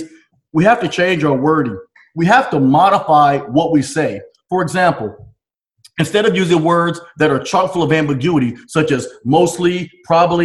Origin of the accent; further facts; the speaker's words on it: Chattanooga, Tennessee, United States; I was born in Chattanooga, Tennessee, raised Southern